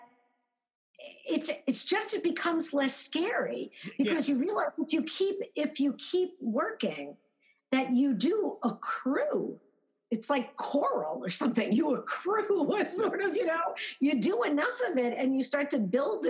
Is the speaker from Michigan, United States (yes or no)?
no; New York City, New York, United States; moved away as an adult; also born or lived in London; now in Connecticut, United States; I grew up in Brooklyn. I just lived in London.